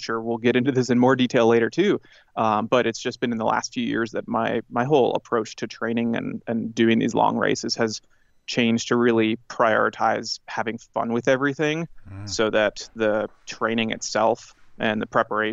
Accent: Minneapolis, Minnesota, United States; I grew up in Minnesota, in the suburbs of Minneapolis

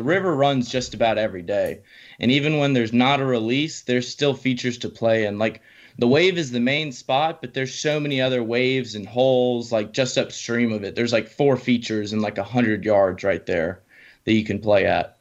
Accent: Kentucky, United States; moved away as an adult; now in Asheville, United States; I'm originally from Kentucky, but I recently moved down to Asheville, North Carolina

